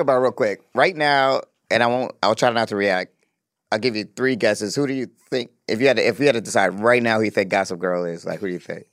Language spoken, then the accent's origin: English; Atlanta, Georgia, United States; I'm from Atlanta